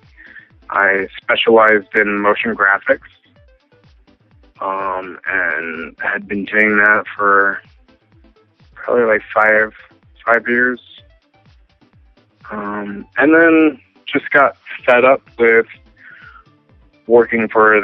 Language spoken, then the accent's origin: English; Washington, United States; also born or lived in Seattle; I'm originally from Washington State, and lived a great deal of time in Seattle.